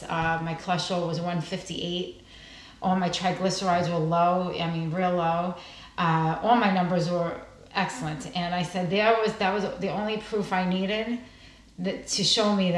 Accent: New York, United States; moved away as an adult; now in New Jersey, United States; I'm originally from New York. I moved here about 10 years ago. So I'm New Jersey resident today

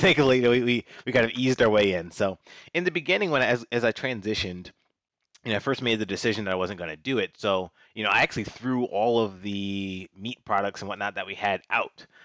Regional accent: Washington, District of Columbia, United States; moved away as an adult; also born or lived in North Carolina / New York; I grew up in Washington, D C.

